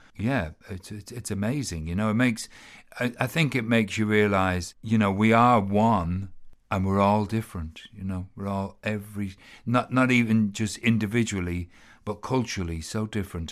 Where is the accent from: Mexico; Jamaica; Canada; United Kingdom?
United Kingdom; London; now in Ireland; I was, grew up an immigrant in South London, so never really belonged, you know, I knew, you know, I was an Irish kid.